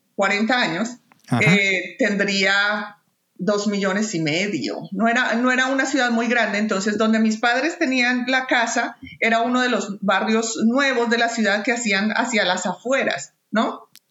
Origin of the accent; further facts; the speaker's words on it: Bogotá, Colombia; moved away as an adult; also born or lived in Toronto, Canada / Bolivia / Manitoba, Canada; now in Canada; a pesar de haber nacido y crecido en Bogotá